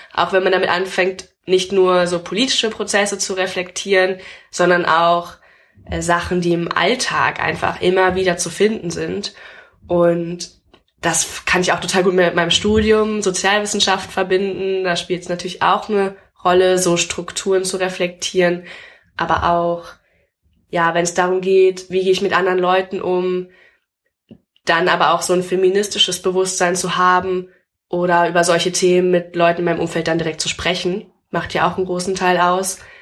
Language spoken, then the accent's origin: German; Hamm, North Rhine-Westphalia, Germany; moved away as an adult; also born or lived in Berlin; in meiner Stadt, wo ich herkomme, in der Stadt Hamm in Nordrhein-Westfalen